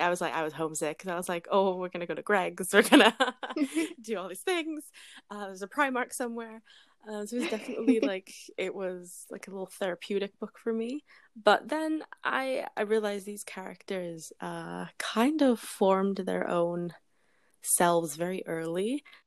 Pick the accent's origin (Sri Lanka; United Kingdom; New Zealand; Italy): United Kingdom; England; now in Canada; because like, I'm British, I was born in England, and like I lived there for a solid amount of time, and so this was the book I would turn to when I was homesick.